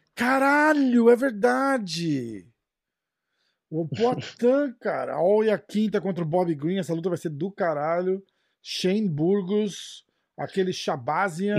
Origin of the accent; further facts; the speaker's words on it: Brazil; a gente é brasileiro